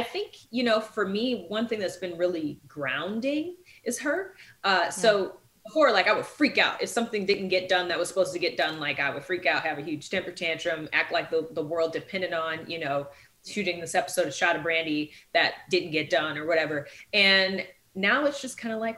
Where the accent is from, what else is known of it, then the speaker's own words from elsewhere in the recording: the North, United States; moved away; also born or lived in the South; I'm from the North